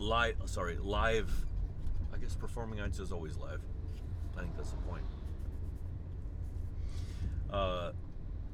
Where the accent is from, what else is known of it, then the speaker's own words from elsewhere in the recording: United States; being American, I've seen that happen and I understand it